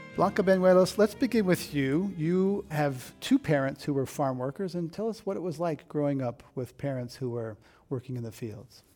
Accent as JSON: {"language": "English", "area": "Monterey County", "region": "California", "country": "United States", "tie": "born or raised there", "moved": "yes", "said": "I grew up in Monterey County, which is about 100 miles south of San Francisco, big agricultural county"}